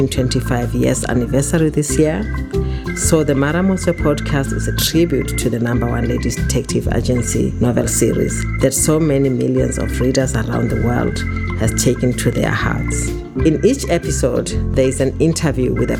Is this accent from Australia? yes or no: no; Botswana; from Botswana. I'm a chef and cookbook writer, and my passion is to share my home country's culture with you and the world